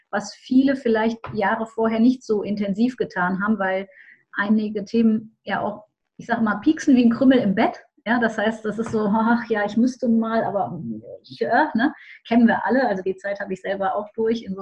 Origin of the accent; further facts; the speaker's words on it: Düsseldorf, North Rhine-Westphalia, Germany; das hast du schon verraten. Ich komme aus Düsseldorf, bin spirituelle Unternehmerin